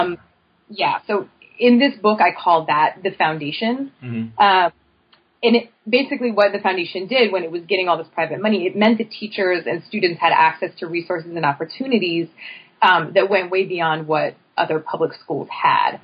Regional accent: State College, Pennsylvania, United States; moved away as an adult; also born or lived in Brooklyn; I'm originally from State College, Pennsylvania

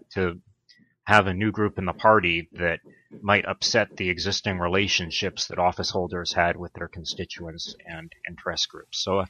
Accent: Brockton, Massachusetts, United States; moved away as an adult; also born or lived in Pennsylvania / Los Angeles, California / Washington, D.C.; I grew up in a blue-collar town in Massachusetts called Brockton

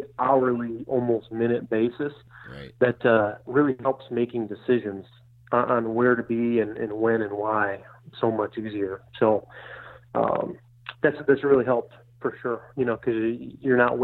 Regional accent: Michigan, United States; moved away as an adult; also born or lived in New York; now in Iowa, United States; I grew up in Michigan

